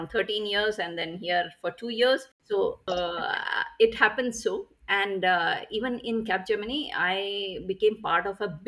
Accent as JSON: {"language": "English", "town": "Bangalore", "region": "Karnataka", "country": "India", "said": "I am from Bangalore, India"}